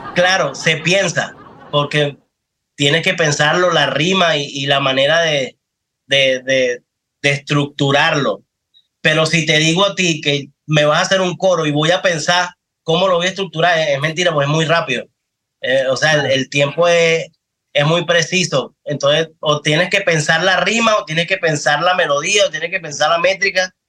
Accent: Los Teques, Miranda, Venezuela; also born or lived in Caracas; Yo soy de Los Teques. Yo nací en Caracas, pero me crié en Los Teques

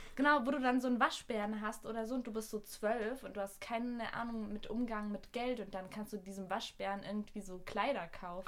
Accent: Austria; now in Berlin, Germany; als Österreicherin in Deutschland

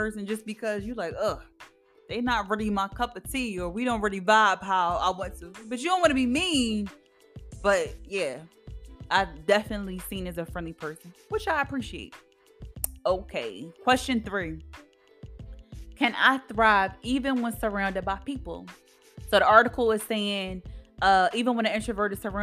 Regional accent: Philadelphia, Pennsylvania, United States; also born or lived in Kutztown, Pennsylvania; I'm from Philadelphia, Pennsylvania. And I live in a city, born and raised

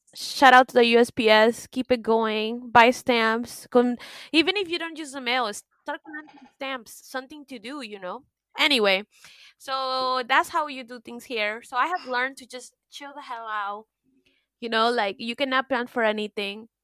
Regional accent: United States; now in France; I'm American

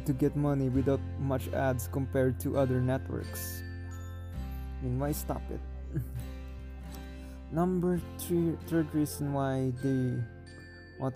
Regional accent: Philippines

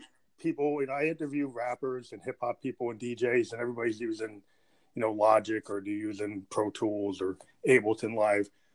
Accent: United States; I'm American

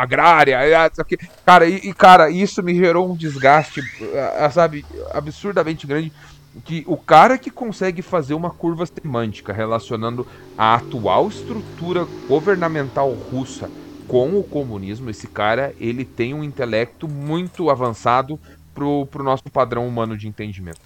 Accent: Brazil; a gente é latino, a gente é brasileiro

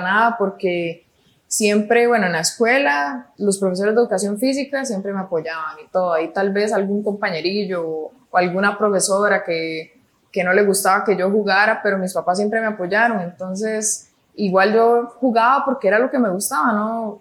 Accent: Tibás, San José, Costa Rica; also born or lived in Pavas, Costa Rica / Iceland; now in San Rafael de Alajuela, Costa Rica; mis papás se, pasaron a vivir a Tibás y ahí viví hasta los, bueno, hasta, los 17 años

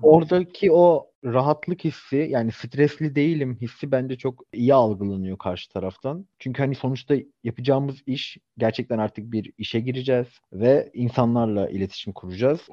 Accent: Istanbul, Turkey

